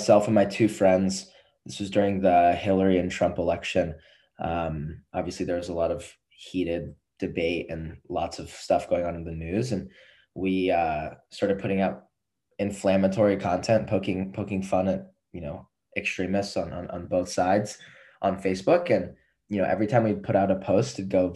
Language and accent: English; Los Angeles, California, United States; moved away as an adult; now in Boston, United States; I am 22 from Los Angeles, California